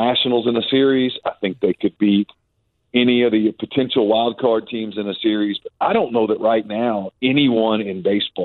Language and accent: English; Ruston, Louisiana, United States; When I was a kid, I grew up in Ruston, Louisiana